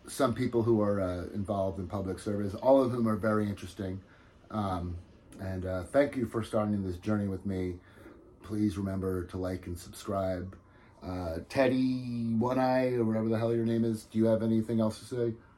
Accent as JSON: {"language": "English", "region": "New Jersey", "country": "United States", "said": "I'm from New Jersey"}